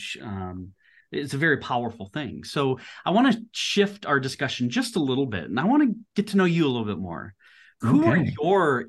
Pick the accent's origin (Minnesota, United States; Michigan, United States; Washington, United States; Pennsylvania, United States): Minnesota, United States; just outside of St. Paul; now in Texas, United States; where I grew up was just outside of St. Paul in Minnesota